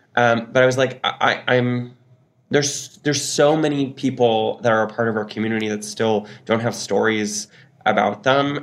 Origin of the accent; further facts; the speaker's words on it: Newfoundland and Labrador, Canada; I'm a Newfoundlander